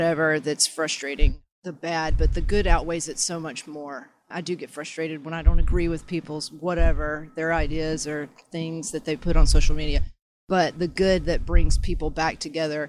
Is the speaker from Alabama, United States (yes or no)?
yes; Montgomery, Alabama, United States; now in San Diego, United States; Originally from Alabama